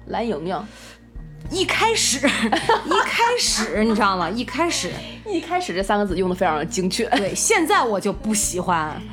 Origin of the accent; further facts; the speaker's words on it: Qingdao, Shandong, China; 我是青岛人